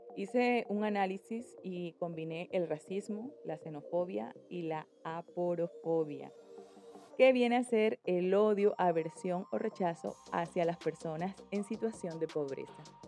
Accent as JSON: {"language": "Spanish", "country": "Colombia", "moved": "as an adult", "lives_now": "Spain", "said": "Yo soy colombiana, mm, vivo en España hace 17 años casi"}